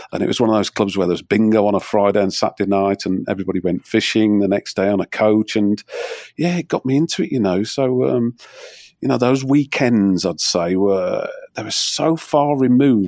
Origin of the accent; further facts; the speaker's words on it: Wolverhampton, West Midlands, United Kingdom; I was brought up in near Whip Marines